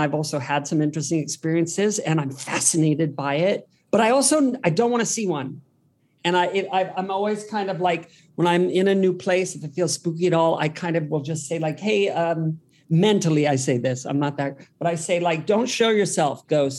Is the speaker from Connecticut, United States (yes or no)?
no; Worthington, Ohio, United States; moved away; also born or lived in Columbus, Ohio; Yeah, I'm from Columbus, Ohio.